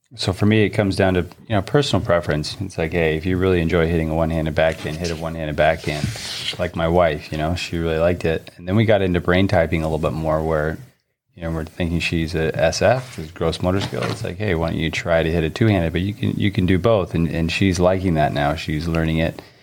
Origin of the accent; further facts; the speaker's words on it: Southern California, United States; couple few players I grew up with in Southern California and playing against junior tennis